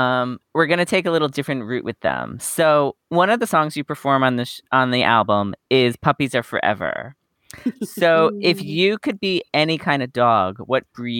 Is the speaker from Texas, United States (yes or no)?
no; New York, United States; Well, growing up on Long Island, I mean, the mall was our hangout place to go.